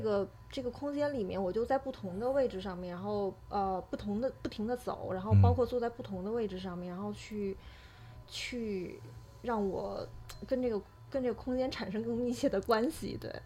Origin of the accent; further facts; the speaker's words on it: Beijing, China; 作为我也是一个北京人